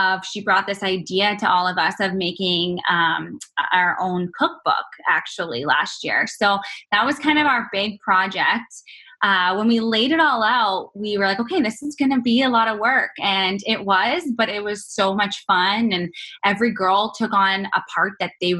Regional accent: Canada; moved away as an adult; now in United States; being Canadian and living in the U.S.

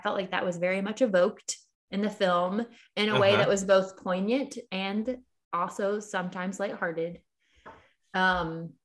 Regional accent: Philadelphia, Pennsylvania, United States; Our hometown hero, Will Smith.

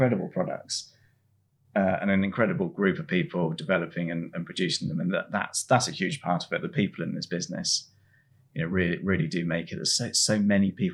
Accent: Swanage, South West England, United Kingdom; I grew up in Swanage, the sort of middle of the Southwest of England

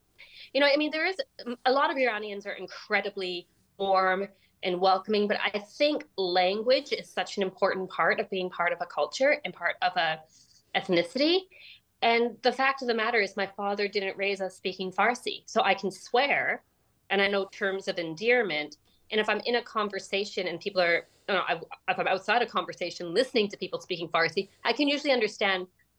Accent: Canada; It's just that, you know, really, I grew up in this culture where, you know, while I grew up in Canada, there were a lot of values that I was being, you know, expected to embody that weren't reflective of Western society.

